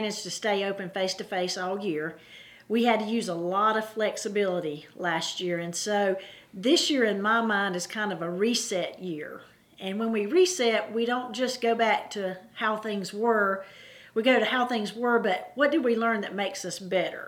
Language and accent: English; Anderson School District 3, South Carolina, United States; I grew up in Anderson School District 3